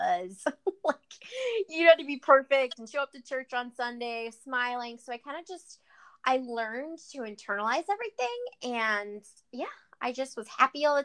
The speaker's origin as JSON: {"language": "English", "town": "Cleveland", "region": "Ohio", "country": "United States", "tie": "born or raised there", "said": "I'm from Cleveland, Ohio, a suburb of Cleveland, Ohio"}